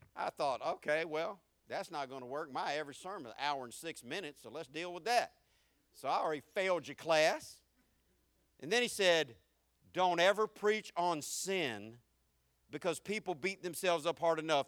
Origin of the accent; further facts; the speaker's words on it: the South, United States; accent: southern; I'm more southern than I'm country